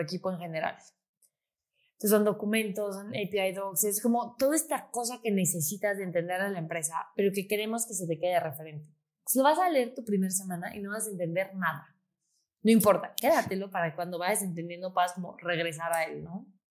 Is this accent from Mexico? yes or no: yes; Mexico City, Mexico; yo soy de Ciudad de México